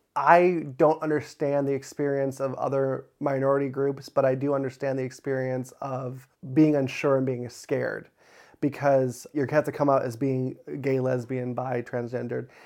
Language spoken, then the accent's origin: English; Crown Point, Indiana, United States; I grew up in Crown Point, Indiana, born and raised